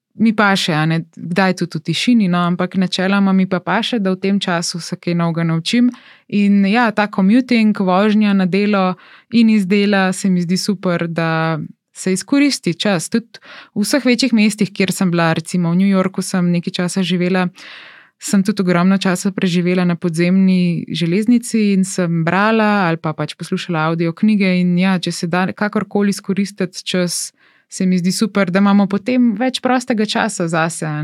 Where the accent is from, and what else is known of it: Slovenia